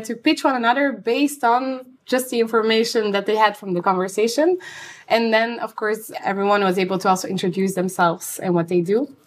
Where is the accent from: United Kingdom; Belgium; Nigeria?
Belgium; Antwerp, Flanders; I'm from Antwerp